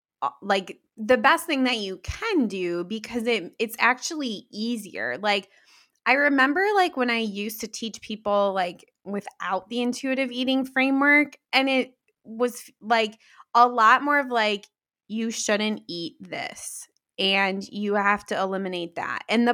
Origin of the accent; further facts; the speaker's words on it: Midwest, United States; like I grew up in the Midwest. I live in the Midwest.